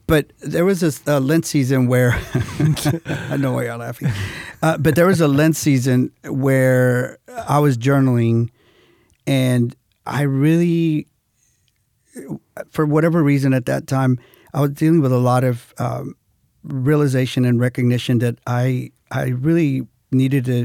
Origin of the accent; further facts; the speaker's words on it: Houston, Texas, United States; Well, yeah, I was from Houston.